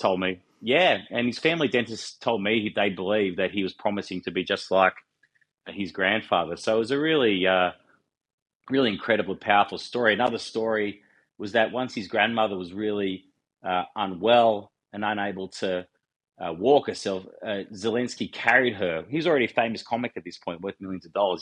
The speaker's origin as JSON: {"language": "English", "town": "Wollongong", "region": "New South Wales", "country": "Australia", "tie": "born or raised there", "said": "I grew up in a steel town, I grew up in Wollongong. I live in Wollongong"}